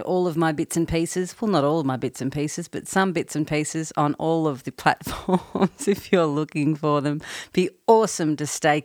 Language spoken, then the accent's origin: English; Australia; now in Nashville, United States; I'm based in Nashville, although I'm from Australia